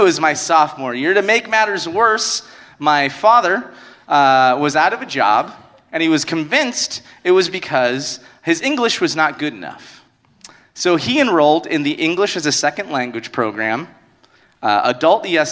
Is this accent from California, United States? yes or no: yes; Inglewood, California, United States; also born or lived in Manhattan Beach, California; my parents are from Cuba, and I grew up in Los Angeles, a neighborhood called Inglewood